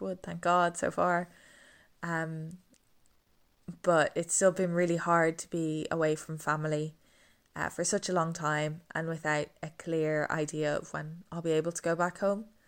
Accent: Dublin, Leinster, Ireland; moved away as an adult; now in England; we're from Dublin, but we go down to Wexford in the summer

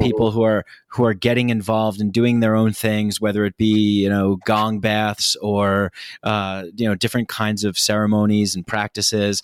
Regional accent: Nyack, New York, United States; moved away; I definitely grew up in this kind of macho, toxic masculinity container in New York, where I'm from

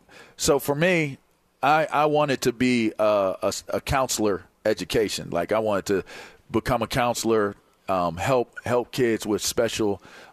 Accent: Pittsburgh, Pennsylvania, United States; And so growing up in Pittsburgh, wanting to do that, I felt like Pitt and Penn State gave me a great opportunity to go down that lane.

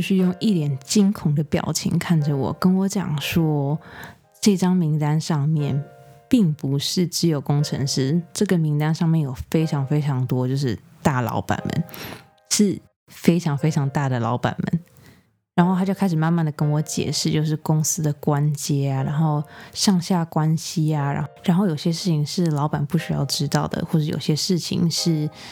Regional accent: Taiwan; moved away; also born or lived in United States; 像我这种，就是可能从小在台湾长大，然后搬去美国的

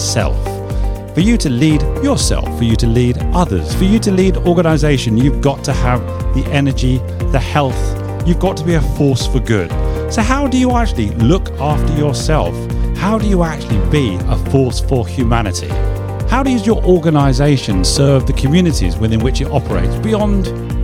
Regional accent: London, United Kingdom; I'm a Londoner

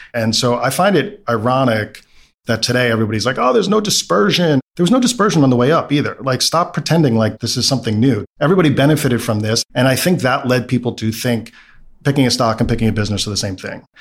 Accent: New York City, New York, United States; I grew up in Brooklyn, middle class background

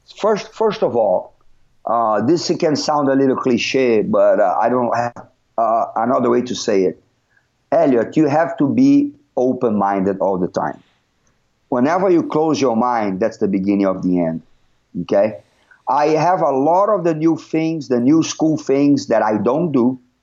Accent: Rio de Janeiro, Brazil; moved away as an adult; also born or lived in Belo Horizonte; I was born and raised in Rio

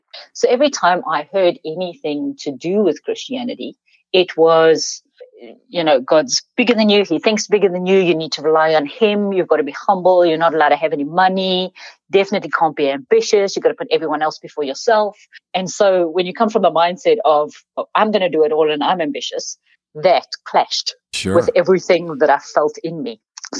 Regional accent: South Africa; So, I grew up in South Africa. That's one third of my accent.

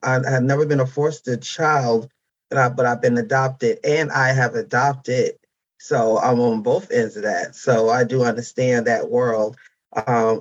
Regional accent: Mount Vernon, New York, United States; moved away; also born or lived in Harlem, New York City / New Jersey; my adoptive parents took me home to Mount Vernon, New York, where I was raised. Majority of my raising was there. Then I moved to Jersey.

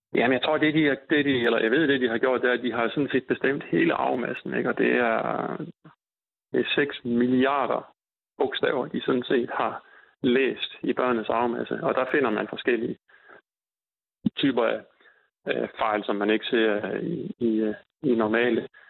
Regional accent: North Jutland, North Denmark Region, Denmark; jeg er fra Nordjylland

